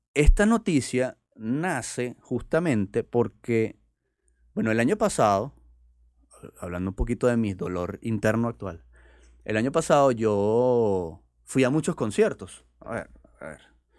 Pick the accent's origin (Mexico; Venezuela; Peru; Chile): Venezuela; están en mi país